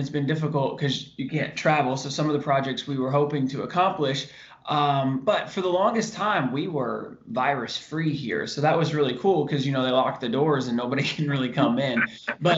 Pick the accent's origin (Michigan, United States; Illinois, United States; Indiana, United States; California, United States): Indiana, United States; moved away as an adult; Growing up in Indiana